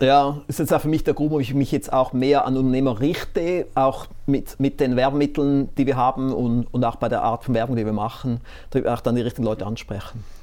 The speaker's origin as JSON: {"language": "German", "country": "Switzerland", "said": "ich bin trotzdem wohl immer noch der bescheidene Schweizer"}